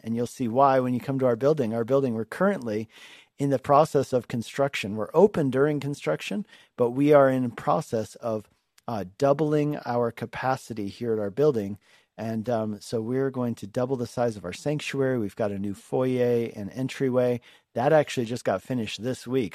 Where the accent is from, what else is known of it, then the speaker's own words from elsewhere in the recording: Denver, Colorado, United States; moved away as an adult; also born or lived in Hungary / Longmont, Colorado; I'm a Colorado native, um, and I grew up in Denver.